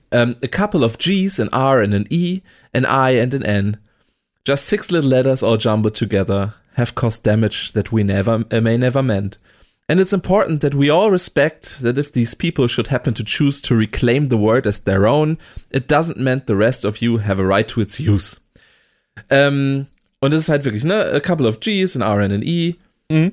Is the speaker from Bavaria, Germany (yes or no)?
no; Oldenburg, Lower Saxony, Germany; als Oldenburger